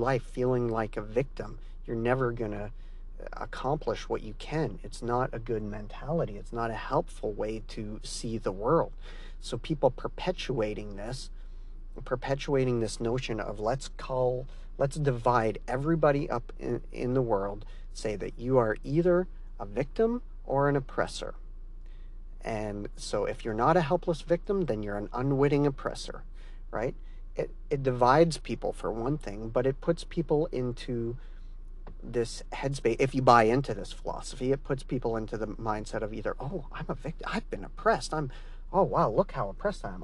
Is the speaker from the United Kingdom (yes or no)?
no; Canada; I'm Canadian